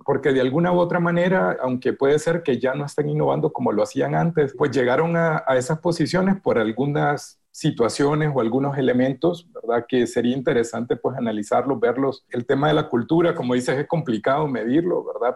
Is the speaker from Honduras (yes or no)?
yes; Honduras; soy de Honduras, eh, un país pequeñito